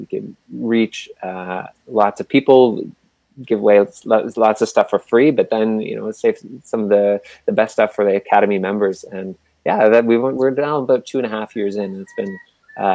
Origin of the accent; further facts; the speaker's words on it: Halifax, Nova Scotia, Canada; I grew up in Halifax, Nova Scotia